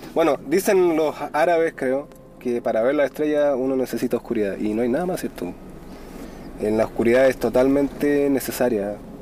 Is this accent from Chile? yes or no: yes; Chile; also born or lived in New York; Yo no soy el típico chileno, tengo los ojos azules igual, pero soy chileno